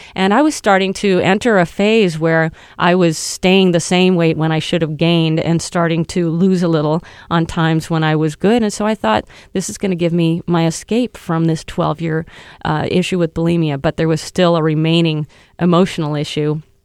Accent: Michigan, United States; now in New York, United States; I grew up in Michigan

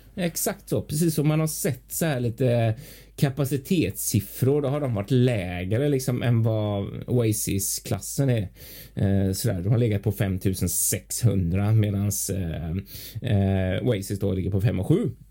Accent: Gothenburg, Västra Götaland, Sweden; jag som göteborgare

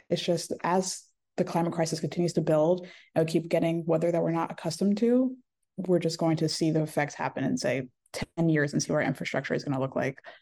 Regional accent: Bucks County, Pennsylvania, United States; also born or lived in New Jersey / Haiti (ancestry); originally from New Jersey, but I think I've really grown up and become the person I am in Bucks County, honestly. Um, it was an amazing place to grow up

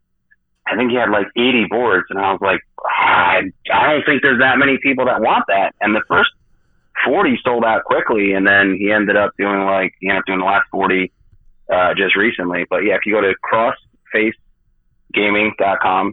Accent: New Jersey, United States; I'm from Jersey, so I talk fast

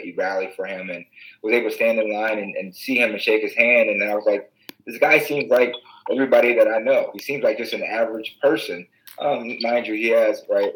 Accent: Waterloo, Iowa, United States; I come from Waterloo, which is one of the most diverse cities, the most diverse city in the state of Iowa

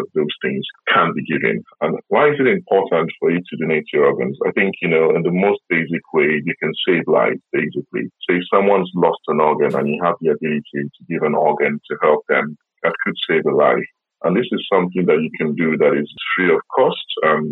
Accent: Nigeria; now in South West England, United Kingdom; I'm based in the Southwest. You know, I'm originally from Nigeria

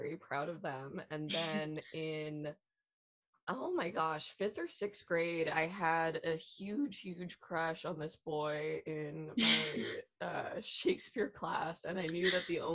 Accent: Los Angeles, California, United States; I grew up in Los Angeles. I have lived here my whole entire life

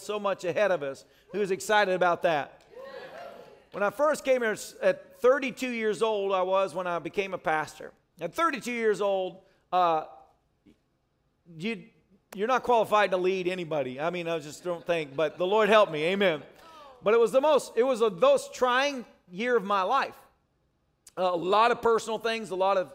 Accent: Nashville, Tennessee, United States; moved away; also born or lived in Manchester, Tennessee; I'm from Manchester and Nashville

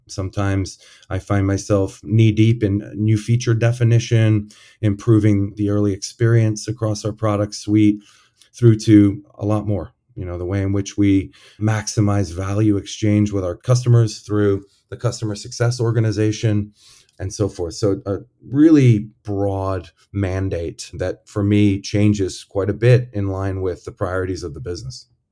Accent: Detroit, Michigan, United States; born or raised there; moved away; also born or lived in Chicago

